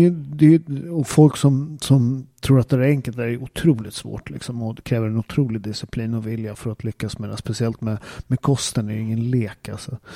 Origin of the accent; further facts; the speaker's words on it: Upplands Väsby, Stockholm County, Sweden; moved away; Jag är ju riktig Väsbybo.